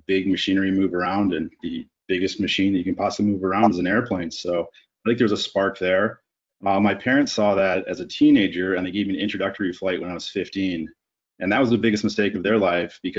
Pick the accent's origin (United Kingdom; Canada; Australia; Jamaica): Canada; moved away as an adult; also born or lived in Alaska; now in United States; I learned to fly instead of getting a college education up in Canada